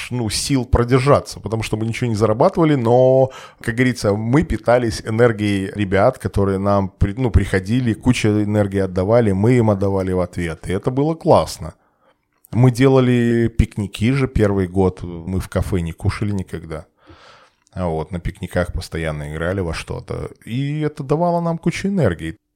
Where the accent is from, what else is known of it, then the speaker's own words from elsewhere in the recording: Belarus; moved away; мы все белорусы, как бы, ну, и приехали там, приезжие все